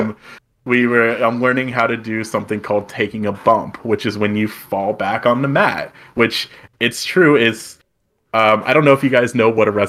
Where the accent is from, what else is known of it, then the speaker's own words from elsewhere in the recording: United States; we Americans don't say